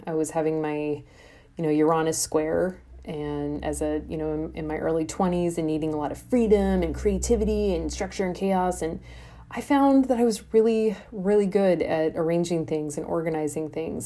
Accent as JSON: {"language": "English", "town": "Des Moines", "region": "Iowa", "country": "United States", "tie": "born or raised there", "also_born_or_lived": "Brooklyn, New York", "moved": "as an adult", "lives_now": "Des Moines, United States", "said": "I'm from Iowa. from the Midwest. I'm corn fed, you know, raised on the plains."}